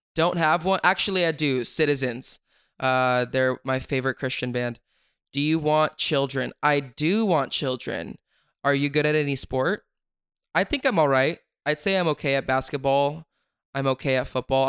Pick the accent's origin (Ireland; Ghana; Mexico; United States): United States; Sacramento, California; I'm from Sacramento